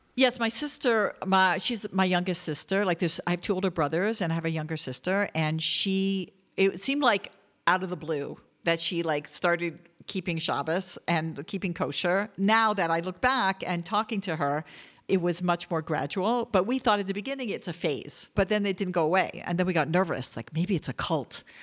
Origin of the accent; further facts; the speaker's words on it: Toronto, Ontario, Canada; I grew up in Toronto, Canada